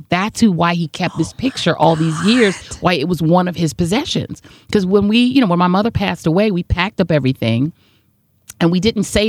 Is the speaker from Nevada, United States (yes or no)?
no; New York City, New York, United States; So I was born in Brooklyn.